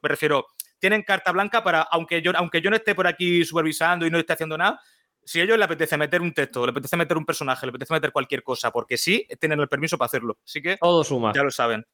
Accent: Murcia, Region of Murcia, Spain; soy de Murcia

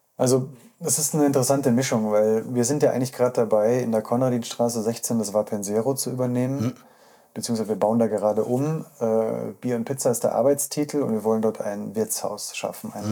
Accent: Munich, Bavaria, Germany; ich bin aus Untergießen

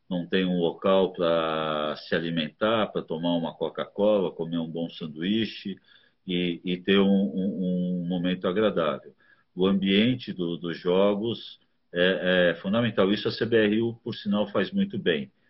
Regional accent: São Paulo, Brazil; moved away as an adult; now in Curitiba, Brazil; eu saí de São Paulo é, em 85, né? E fui para Curitiba.

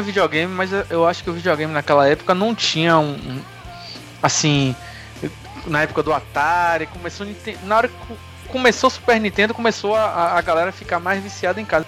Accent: Salvador, Bahia, Brazil; born or raised there; also born or lived in Conceição do Almeida

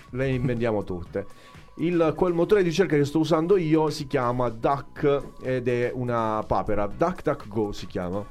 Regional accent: Apulia, Italy; siamo al sud e siamo in Puglia

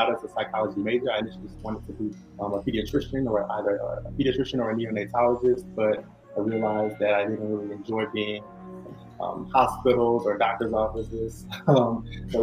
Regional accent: Baton Rouge, Louisiana, United States; moved away as an adult; also born or lived in New Orleans; now in California, United States; I'm originally from Baton Rouge, Louisiana. Most of my family, is still there

